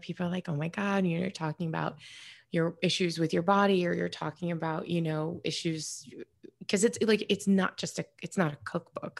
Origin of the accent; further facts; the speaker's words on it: New York, United States; moved away; I'm from New York originally